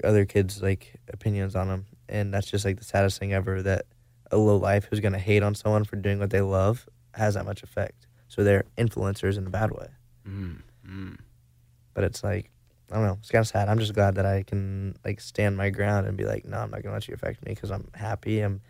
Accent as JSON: {"language": "English", "region": "Arkansas", "country": "United States", "said": "Northwest Arkansas."}